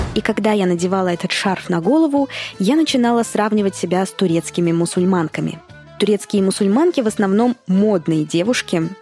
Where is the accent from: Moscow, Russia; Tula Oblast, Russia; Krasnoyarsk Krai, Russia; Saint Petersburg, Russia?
Moscow, Russia; moved away as an adult; now in Thailand; Я родилась и выросла в Москве.